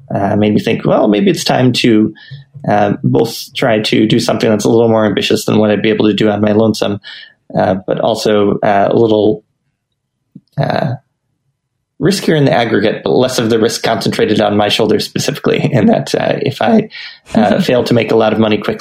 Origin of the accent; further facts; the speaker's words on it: United States; moved away as an adult; also born or lived in Japan; I grew up in the United States